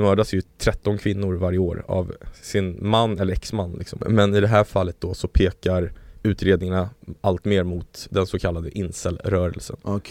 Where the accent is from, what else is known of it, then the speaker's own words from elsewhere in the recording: Sweden; also born or lived in Chile; now in Stockholm, Sweden; jag är så svensk på det sättet